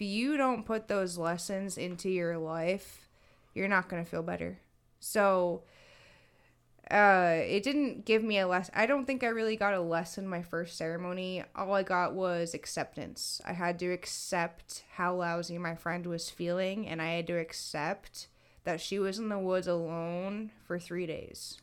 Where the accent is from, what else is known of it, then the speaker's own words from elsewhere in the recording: Massachusetts, United States; I was born in Mass